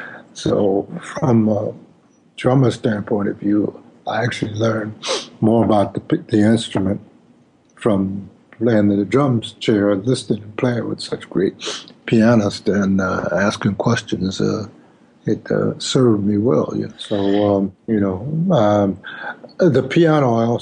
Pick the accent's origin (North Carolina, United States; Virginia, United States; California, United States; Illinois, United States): Illinois, United States; Chicago; I'm from Chicago